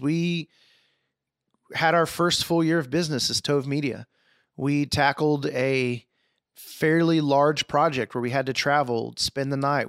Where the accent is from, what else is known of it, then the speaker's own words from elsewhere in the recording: Houston, Texas, United States; moved away; Texas, Houston, my hometown